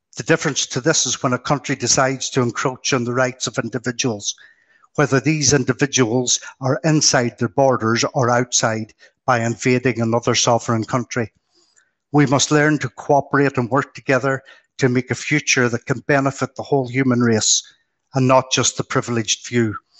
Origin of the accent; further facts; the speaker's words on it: Ireland; I was born in the Republic of Ireland, side of the Northern Irish border